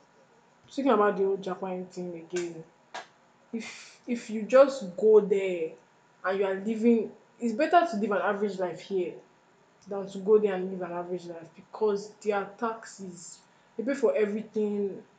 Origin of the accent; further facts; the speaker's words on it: Jamaica; now in Nigeria; Actually, I'm not from here. I just said, let me put it out there. I am not. I am from Jamaica.